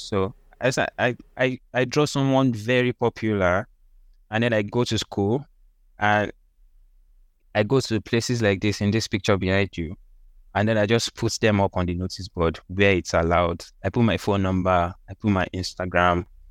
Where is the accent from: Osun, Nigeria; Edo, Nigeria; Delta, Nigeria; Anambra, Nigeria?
Osun, Nigeria; Osogbo; moved away; also born or lived in Lagos, Nigeria; I was born in Lagos. Then we moved out of Lagos, like when I was still young. We moved mm. to Osun State